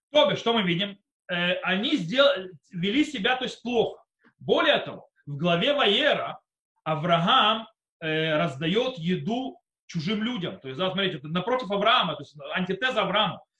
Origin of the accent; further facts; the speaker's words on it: Israel; also born or lived in Soviet Union; я приехал в Израиле ребёнком, в принципе, подростком, в школе. Э, и я вырос в Израиле